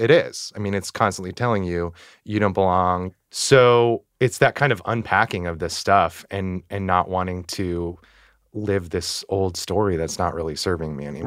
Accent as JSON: {"language": "English", "region": "Northern California", "country": "United States", "moved": "as an adult", "lives_now": "New York City, United States", "said": "I am originally from Northern California, and I've been in the city over ten years"}